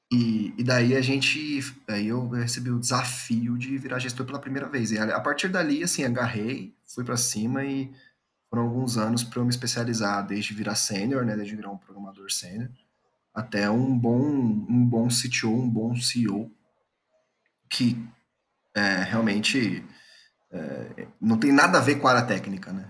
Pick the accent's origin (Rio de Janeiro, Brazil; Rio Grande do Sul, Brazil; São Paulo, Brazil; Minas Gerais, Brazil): São Paulo, Brazil; moved away as an adult; now in Goiânia, Brazil; eu sou natural de São Paulo, hoje eu moro em Goiânia